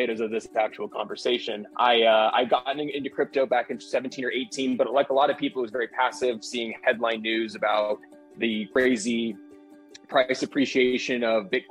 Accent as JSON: {"language": "English", "town": "San Diego", "region": "California", "country": "United States", "tie": "born or raised there", "also_born_or_lived": "Poway, California", "moved": "as an adult", "lives_now": "Las Vegas, United States", "said": "born and raised in San Diego"}